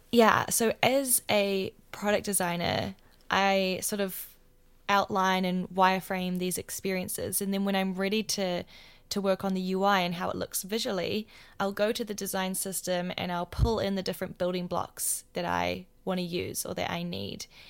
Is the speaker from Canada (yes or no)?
no; Wellington, New Zealand; moved away as an adult; Wellington, my hometown